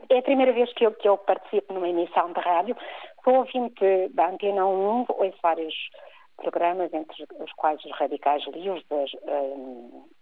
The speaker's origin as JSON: {"language": "Portuguese", "country": "Portugal", "said": "nós somos portugueses e é aqui no nosso Portugal, no nosso retângulo e nas ilhas"}